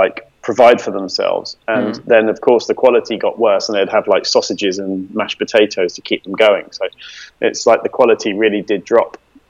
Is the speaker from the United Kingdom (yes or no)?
yes; England, United Kingdom; we're English